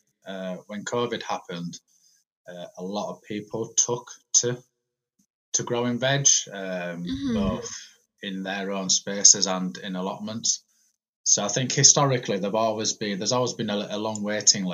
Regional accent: Malta; moved away as an adult; also born or lived in England; now in Huddersfield, United Kingdom; I was born in England. And then at the age of eight, my parents moved to a little island in the Mediterranean, which you might have heard of, called Malta. So then I spent from the age of eight to 23 living over there

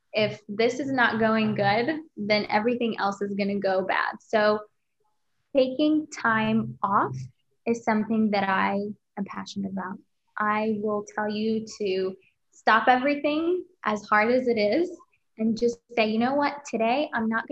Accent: Kuwait; moved away as an adult; now in United States; back home, my home country, Kuwait

